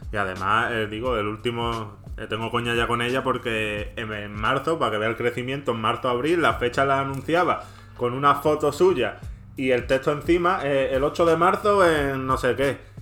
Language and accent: Spanish; Andalusia, Spain; Como buen andaluz